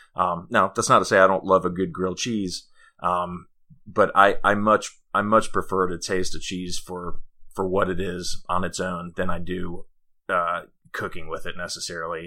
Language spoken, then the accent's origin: English; Denmark; now in Greenville, United States; I'm from Denmark